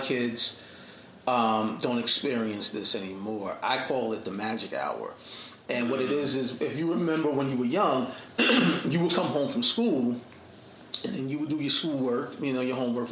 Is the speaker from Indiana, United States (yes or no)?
no; Jersey City, New Jersey, United States; I grew up, born and raised in Jersey City, middle class family